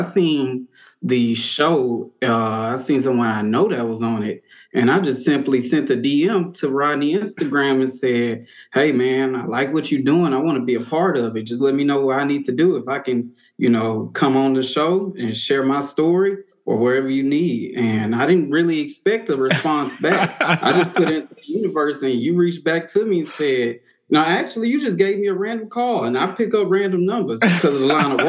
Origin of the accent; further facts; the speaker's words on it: Houston, Texas, United States; also born or lived in Beaumont; I'm born and raised in Houston.